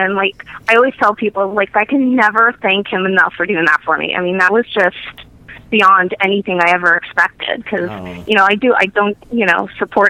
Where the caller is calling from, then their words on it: Pennsylvania, United States; I'm calling from Pennsylvania.